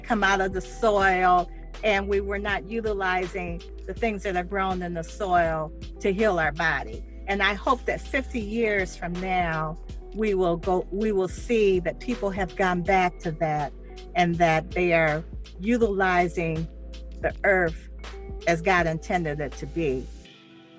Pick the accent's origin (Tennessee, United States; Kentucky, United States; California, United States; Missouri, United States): Tennessee, United States; Lebanon; now in Detroit, United States; I was born in Lebanon, Tennessee